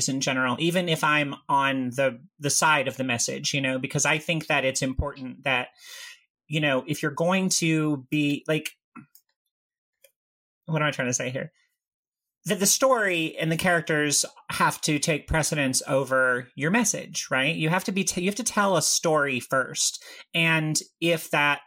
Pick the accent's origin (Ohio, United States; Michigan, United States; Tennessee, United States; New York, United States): Tennessee, United States; I grew up in Tennessee